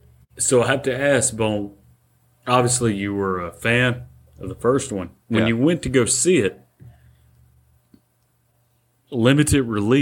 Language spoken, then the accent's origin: English; Carthage, Mississippi, United States; moved away; I hate my hometown, honestly, because it's backwards ass Mississippi, but it filled my heart with so much joy just to see Carthage, Mississippi get a shout out. Carthage, Mississippi, babe, it runs in my blood.